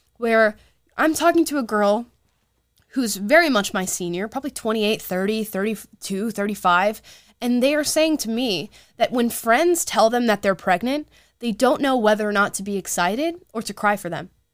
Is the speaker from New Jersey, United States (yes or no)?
no; Central Florida, United States; Southern Florida, which y'all know is my home state. I'm not from Southern Florida, but Central